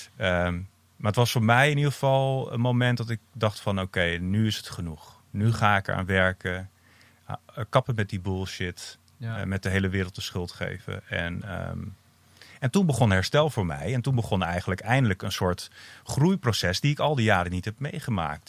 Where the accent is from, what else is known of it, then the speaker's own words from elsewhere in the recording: Amsterdam, North Holland, Netherlands; ik, ik ben dus uh, opgegroeid in Amsterdam ook. mijn ouders kwamen naar Amsterdam toen ik vier was.